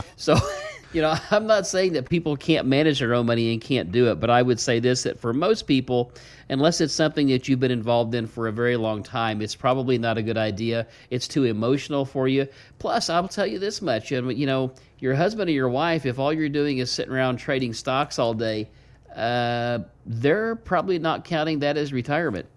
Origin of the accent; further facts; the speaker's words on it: the Ozarks, United States; You can tell I'm from the Ozarks